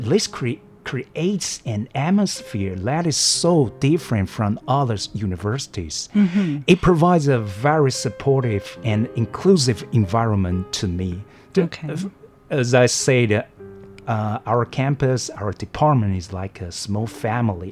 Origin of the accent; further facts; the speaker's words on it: Taoyuan, Taiwan; moved away as an adult; now in Hualien, Taiwan; I'm from a very small area called Longgang in Taoyuan.